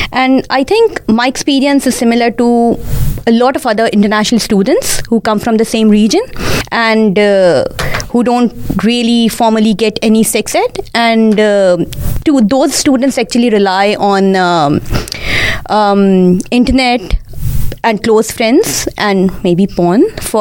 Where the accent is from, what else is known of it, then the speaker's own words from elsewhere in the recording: Pakistan; English is a second language; moved away as an adult; now in Australia; I was born and brought up in Pakistan.